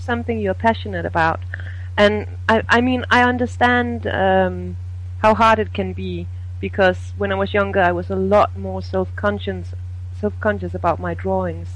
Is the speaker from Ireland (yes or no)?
no; Denmark; I'm from Denmark